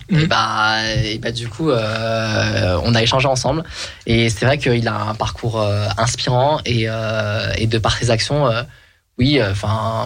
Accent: France; je suis né en France

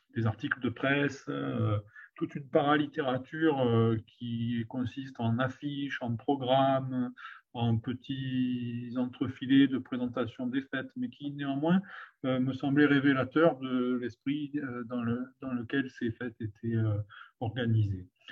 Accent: Provence-Alpes-Côte d'Azur, France; je travaillais dans ma, dans ma région d'origine de manière progressive. J'ai commencé par travailler sur mon, ma propre famille, puis mon propre village

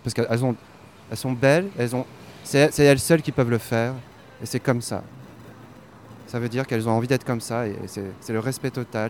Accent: Brussels, Brussels-Capital Region, Belgium; je suis de Bruxelles

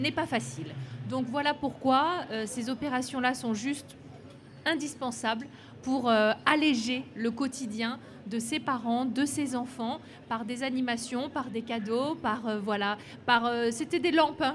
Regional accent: Lyon, Auvergne-Rhône-Alpes, France; Mais vraiment, je suis lyonnaise

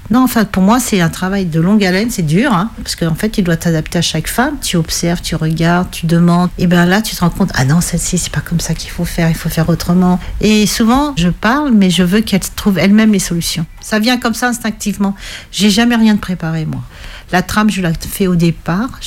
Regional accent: Algeria; now in France; J'ai tout perdu quand j'ai quitté l'Algérie et quand j'ai divorcé, j'ai l'impression d'avoir tout perdu.

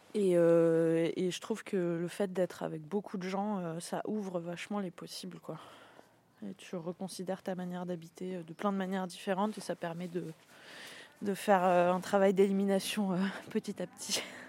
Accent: Nîmes, Occitania, France; moved away as an adult; also born or lived in Paris; now in Saint-Jean-Froidmentel, France; je suis née, et j'ai grandi à Nîmes

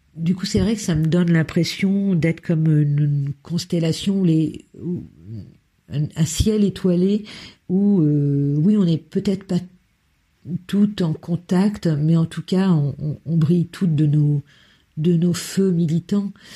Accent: Berry, Centre-Val de Loire, France; also born or lived in Lille; now in Brussels, Belgium; Je suis née dans le, dans le Berry, une région euh, du centre de la France

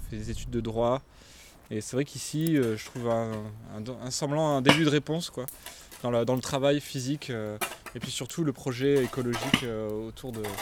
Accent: south of France, France; euh, je viens du, sud, de la France.

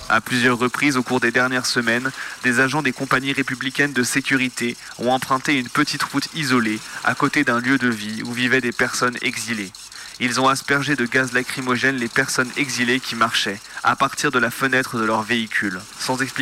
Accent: Chad; now in France; Je suis tchadien. Je suis demandeur d'asile parce qu'il y a une situation qui a fait que j'ai dû quitter chez moi. On est arrivé ici en France

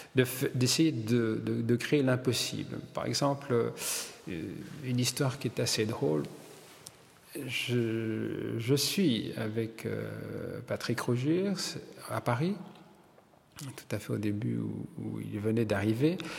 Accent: Wallonia, Belgium; Je suis belge parce que je suis né ici et je suis italien parce que mes parents sont italiens

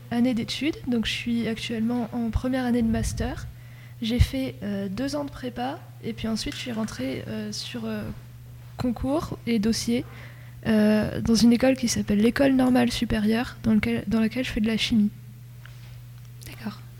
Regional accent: Nogent-le-Rotrou, Centre-Val de Loire, France; moved away as an adult; de Nogent-le-Rotrou. J'ai fait toute l'école jusqu'au lycée.

